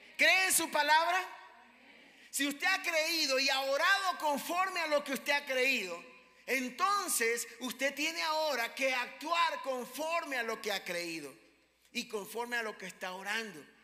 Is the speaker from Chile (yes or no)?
no; Ecuador; aunque somos ecuatorianos, también somos extranjeros en esta tierra